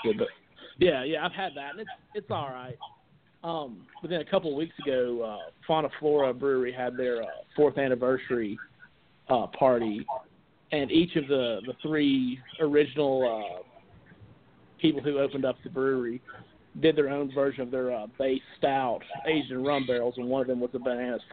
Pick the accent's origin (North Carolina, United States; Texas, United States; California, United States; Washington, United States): North Carolina, United States; near Asheville; my hometown's like 45 minutes away from Asheville